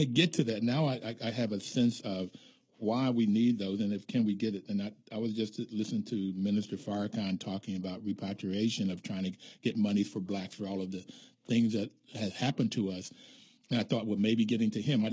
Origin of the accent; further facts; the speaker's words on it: West Virginia, United States; Appalachia, where I grew up in West Virginia